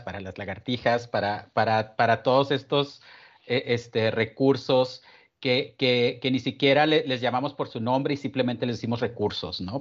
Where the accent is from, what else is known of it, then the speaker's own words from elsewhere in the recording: San Agustín, Chihuahua, Mexico; also born or lived in Ciudad Juárez; vivo en, en, un pueblo que se llama San Agustín, que es el pueblo donde, donde crecí en realidad